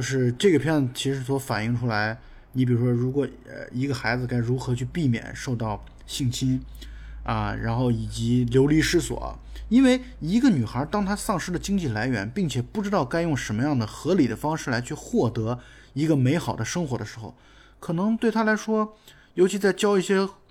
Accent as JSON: {"language": "Chinese", "country": "China", "said": "我们中国人"}